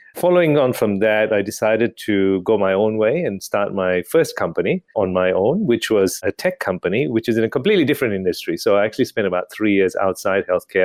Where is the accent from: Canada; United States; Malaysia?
Malaysia; moved away as an adult; also born or lived in United Kingdom; now in Australia; I was born and bred in Malaysia, grew up and went to do medicine in the U K